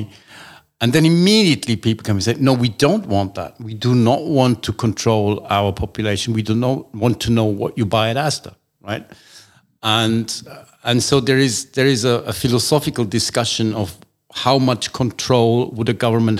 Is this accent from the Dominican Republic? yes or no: no; Austria; now in United Kingdom; I was born in Austria